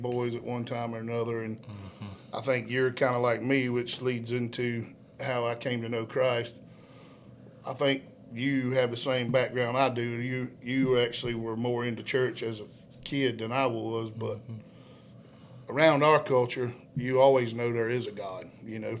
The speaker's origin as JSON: {"language": "English", "town": "Savannah", "region": "Georgia", "country": "United States", "tie": "born or raised there", "also_born_or_lived": "Hazlehurst", "moved": "as an adult", "lives_now": "Uvalde, United States", "said": "born and raised in Savannah, Georgia."}